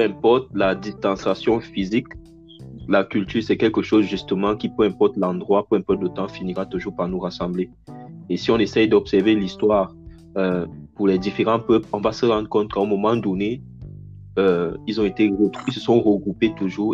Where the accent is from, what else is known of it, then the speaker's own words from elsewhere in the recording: Cameroon; now in Canada; moi, en tant que Camerounais